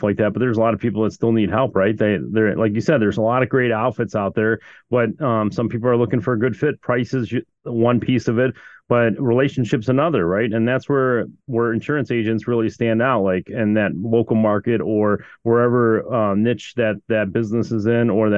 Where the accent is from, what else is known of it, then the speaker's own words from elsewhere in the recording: Chicago, Illinois, United States; I've heard that about the city of Chicago, because that's where I'm from